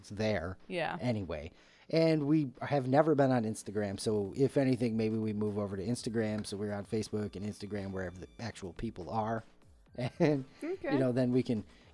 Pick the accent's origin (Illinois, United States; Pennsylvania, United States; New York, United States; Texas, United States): New York, United States; I grew up in New York State